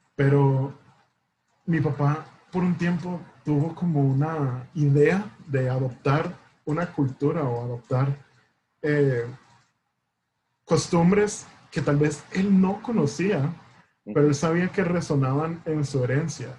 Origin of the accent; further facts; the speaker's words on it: Costa Rica; nosotros como costarricenses